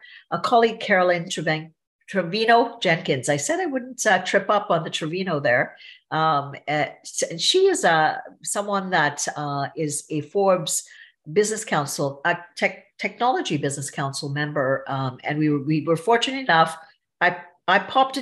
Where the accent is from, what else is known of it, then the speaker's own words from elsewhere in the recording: Trinidad & Tobago; I'm from Trinidad and Tobago, so I would say visibly I'm look foreign